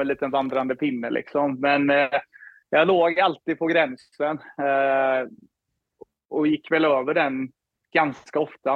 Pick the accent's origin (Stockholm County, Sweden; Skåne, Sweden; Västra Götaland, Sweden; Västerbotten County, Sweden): Västra Götaland, Sweden; Floda; moved away as an adult; also born or lived in Gothenburg / Skellefteå / Minneapolis, United States; now in Toronto, Canada; uppväxt i Floda, spelade Lerum hela vägen upp tills jag var 14, 15 där